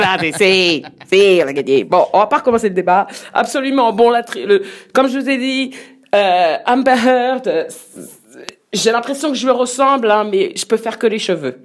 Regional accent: France; on est français

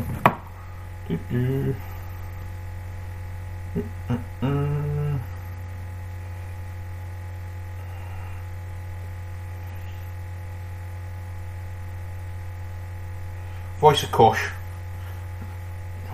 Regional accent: Scotland, United Kingdom; accent: Scottish; That's being Scottish for you

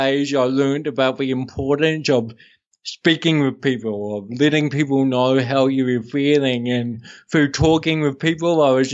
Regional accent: Hawke's Bay, New Zealand; born or raised there; also born or lived in Amsterdam, Netherlands

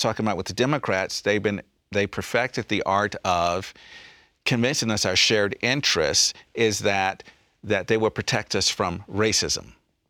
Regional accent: South Carolina, United States; Like, for instance, I'm from South Carolina, okay? Two historically black colleges in my hometown.

